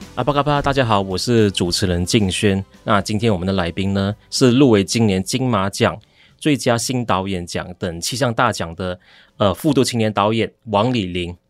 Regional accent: Ipoh, Perak, Malaysia; 她跟我一样都是来自马来西亚，霹雳州的地方，只不过我是来自怡保

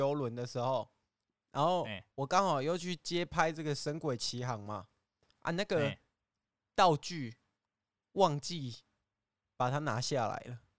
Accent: China; 哦，没有，因为我怕你不相信我来自对岸。

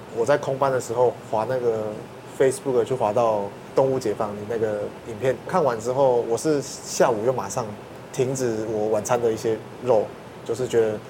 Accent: Taiwan; 我们台湾人熟悉的食物

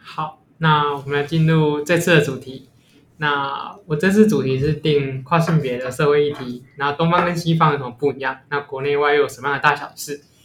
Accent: Taiwan; 身为一个土， 台湾土生土长的人

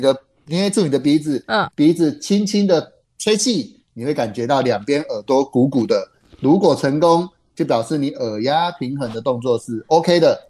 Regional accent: Taiwan; 我们台湾人，我们华人非常地喜欢吃海鲜吃鱼

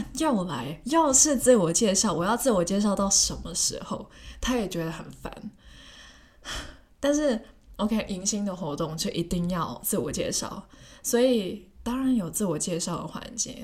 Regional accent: Hong Kong; first language Cantonese; Chinese is a second language; moved away as an adult; 问一下我是从哪里来的，然后我又说香港

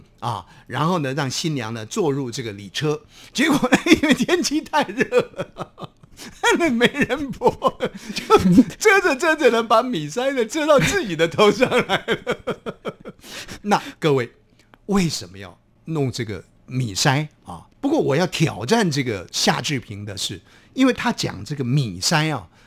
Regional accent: Taiwan; accent: Taiwanese Hokkien; 用我们的家乡话讲就是哇，就听众朋友都听不懂哇他库西啊，日本话就是我，嗯，哇就是台语我

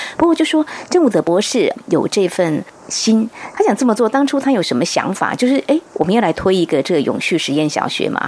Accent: rural central-southern Taiwan, Taiwan; 因为我是在中南部乡下长大的孩子哦

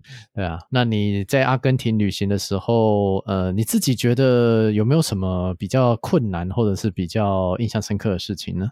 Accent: Taiwan; 我们台湾人喜欢去日本嘛

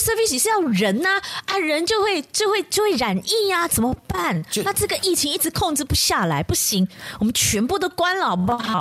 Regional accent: Malaysia; 我们马来西亚这边的人，尤其是华人

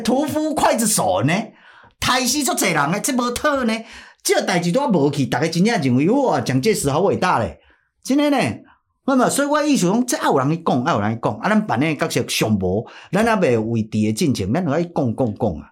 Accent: Taiwan; 咱作为一个台湾人

